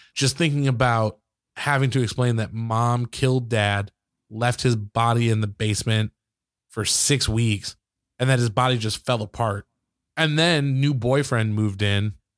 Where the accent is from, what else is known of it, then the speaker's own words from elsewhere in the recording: Michigan, United States; I grew up in Michigan, so, like, most of the basements there are finished